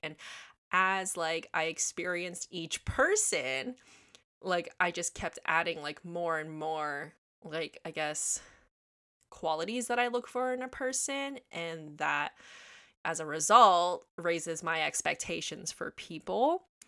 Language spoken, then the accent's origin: English; Toronto, Ontario, Canada; I grew up in Toronto, Ontario, Canada